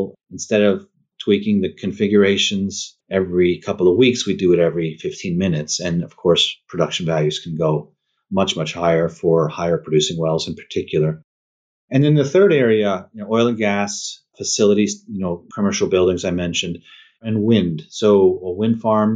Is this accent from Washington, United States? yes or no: no; upstate New York, United States; now in Texas, United States; I'm upstate New York originally